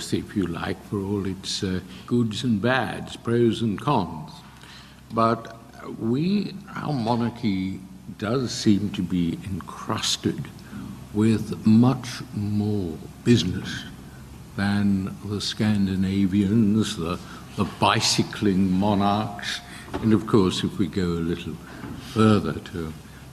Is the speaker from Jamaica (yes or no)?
no; Australia; now in United Kingdom; When I was a kid growing up in Australia